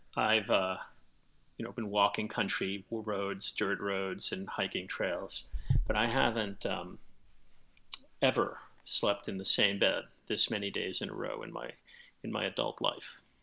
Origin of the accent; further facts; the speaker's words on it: New York City, New York, United States; I grew up in the South Bronx back in the 1960s and 1970s